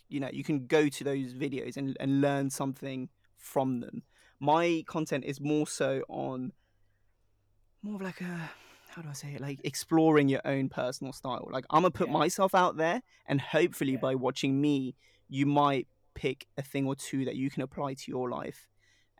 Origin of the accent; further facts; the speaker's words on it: Sri Lanka; Like if someone goes, oh, where are you really from? I'll be like, oh yeah, Sri Lanka.